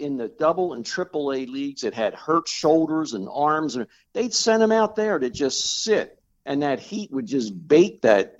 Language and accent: English; Baltimore, Maryland, United States; I'm from Baltimore. I don't think I live that far from you.